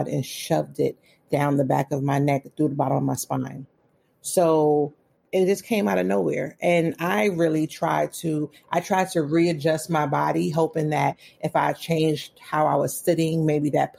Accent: New York City, New York, United States; born or raised there; moved away as an adult; also born or lived in Philadelphia, Pennsylvania; now in Waldorf, United States

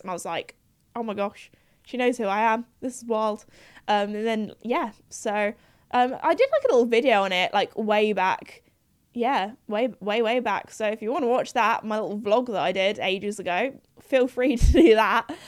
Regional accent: United Kingdom; in the U K, we have, we're very well known when we go to foreign countries for not being the best at speaking foreign languages.

